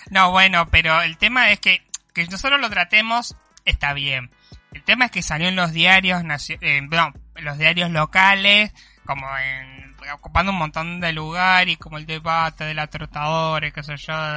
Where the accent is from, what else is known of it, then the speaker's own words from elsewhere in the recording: Conurbano, Buenos Aires Province, Argentina; now in Mar del Plata, Argentina; yo soy conurbano y mi sangre eh, tiene esa, ese DNA